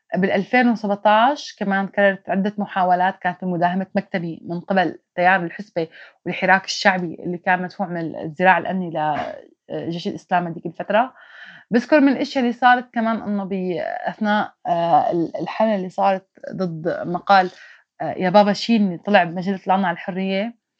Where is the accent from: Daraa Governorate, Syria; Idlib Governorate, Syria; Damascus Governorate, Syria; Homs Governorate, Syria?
Idlib Governorate, Syria; Maarat al-Numan; moved away as an adult; now in Turkey; ما بقى فيني ضل بالشمال السوري فاضطريت اني غادر باتجاه تركيا مجبرة طلعت مدينة معركة